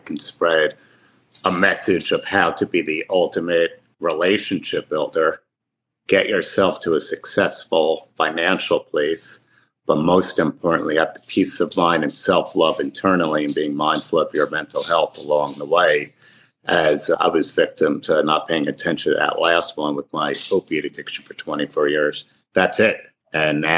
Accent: Livingston, New Jersey, United States; I grew up in Livingston, New Jersey

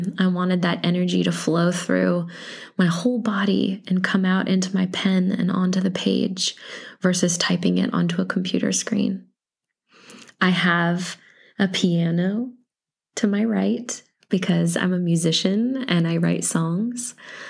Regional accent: Iowa, United States; born there; also born or lived in Illinois / Missouri / North Carolina / Texas; So I was born in Iowa, but I've lived in Illinois and I've lived in Missouri and North Carolina and Texas and Louisiana and Mississippi

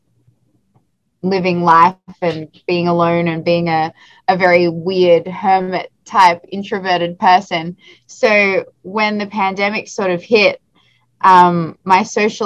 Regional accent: Australia; moved away as an adult; now in Los Angeles, United States; I'm originally from Australia, and now I live in Los Angeles.

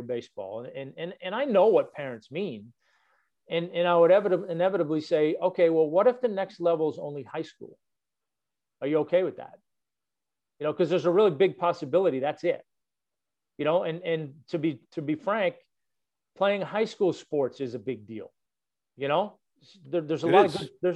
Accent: Boston, Massachusetts, United States; now in Atlanta, United States; I grew up in Boston

